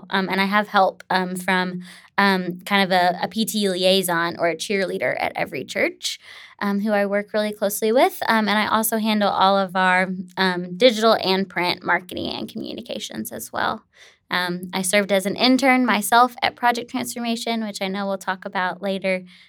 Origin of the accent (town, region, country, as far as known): Tennessee, United States; born or raised there